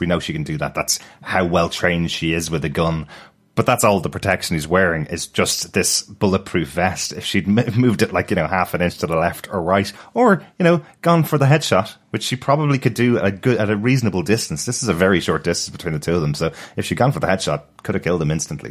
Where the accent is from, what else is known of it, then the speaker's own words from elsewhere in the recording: Ireland; as an Irish person